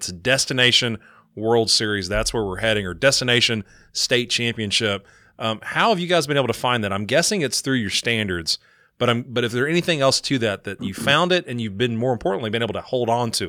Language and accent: English; Kentucky, United States; if I'm a guy born and raised in Kentucky